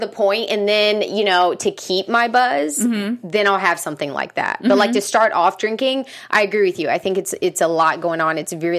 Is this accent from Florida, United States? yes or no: no; Charleston, South Carolina, United States; I'm from South Carolina. I'm from Charleston, South Carolina.